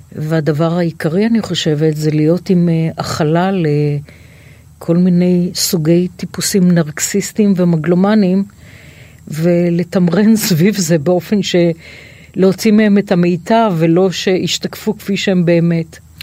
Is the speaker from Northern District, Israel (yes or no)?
no; Tel Aviv, Tel Aviv District, Israel; תל אביב, אני תל אביבית